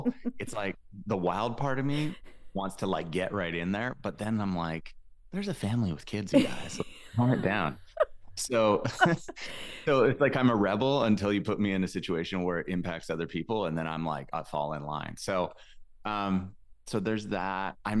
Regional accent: Alberta, Canada; I grew up in a podunk, weird little town in Alberta, Canada.

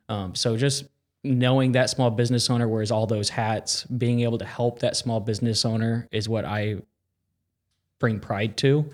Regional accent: Carmel, Indiana, United States; born and raised in Carmel, Indiana

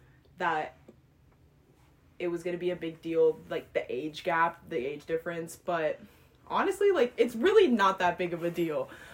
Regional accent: San Diego, California, United States; moved away as an adult; now in Chicago, United States; I'm from San Diego, and I'm a history major.

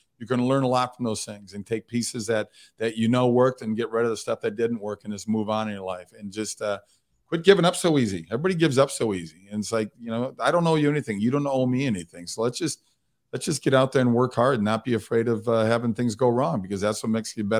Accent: Midwest, United States; now in Hollywood, United States; look, I look at it, I'm from the Midwest. So I think that it's a different sort of outlook when I moved to Hollywood.

